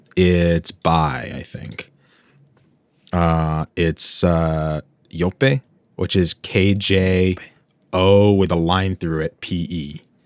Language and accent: English; United States; I'm, I'm American.